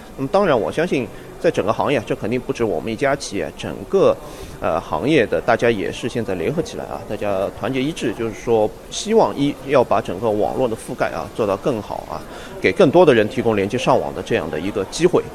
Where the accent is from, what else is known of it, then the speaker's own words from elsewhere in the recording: Nanchong, Sichuan, China; moved away; 我们老家那个地方啊，呃，原来叫果城，产什么呢？产橘子。